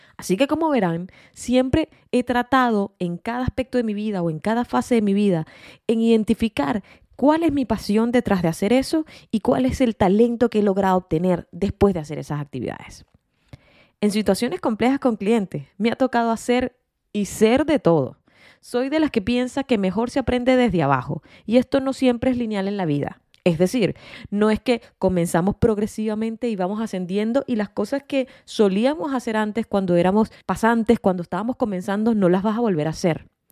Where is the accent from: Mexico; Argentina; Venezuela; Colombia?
Venezuela; moved away as an adult; also born or lived in Australia / Chile; now in United States; soy venezolana y resido en los Estados Unidos